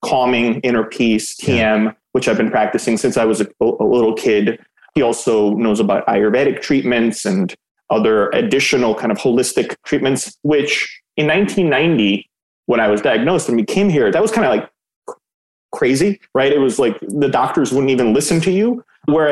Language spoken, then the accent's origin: English; Belgrade, Serbia; now in United States; I was born in Yugoslavia, in Belgrade, which is now Serbia